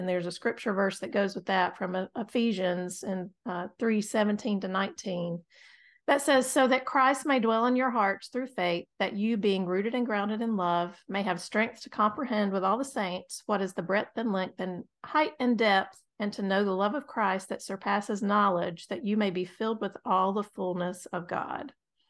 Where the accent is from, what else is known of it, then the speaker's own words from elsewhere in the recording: North Carolina, United States; We are from North Carolina, and we're proud of it. We're proud Tar Heel.